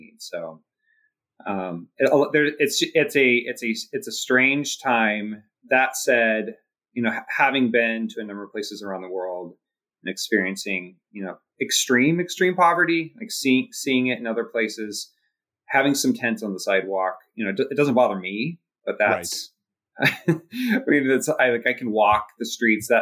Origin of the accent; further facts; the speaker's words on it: Portland, Oregon, United States; I grew up in Portland, Oregon.